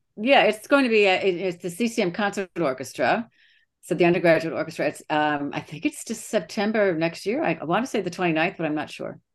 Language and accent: English; Streator, Illinois, United States; moved away; I'm from Streeter, Illinois.